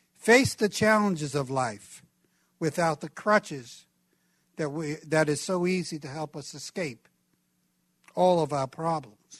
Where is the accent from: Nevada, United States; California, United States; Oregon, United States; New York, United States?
New York, United States; New York City; where I grew up in Brooklyn, New York.